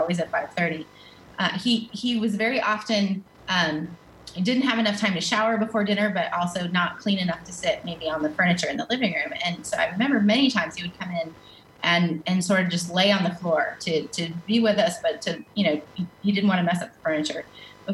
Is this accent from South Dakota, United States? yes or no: no; Western North Carolina, United States; moved away; I grew up in the mountains of Western North Carolina.